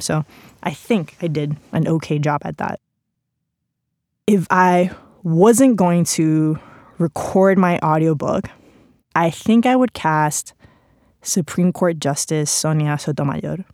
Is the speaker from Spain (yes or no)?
yes; Spain; English is a second language; moved away; English is not my first language. I grew up with a Mexican dad, Cuban mom, spent pretty much my entire childhood in Spain